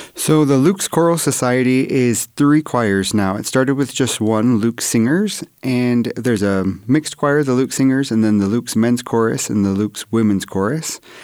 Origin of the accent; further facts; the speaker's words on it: Oregon, United States; I'm from Oregon